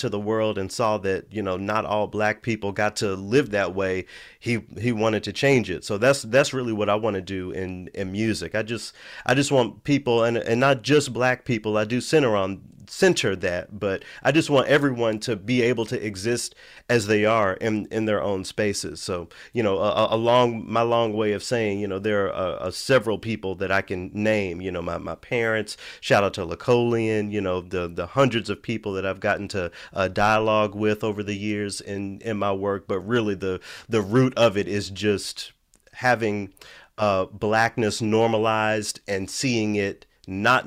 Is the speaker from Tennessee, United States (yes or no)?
yes; Memphis, Tennessee, United States; moved away; I grew up in Memphis. I grew up in a predominantly Black city.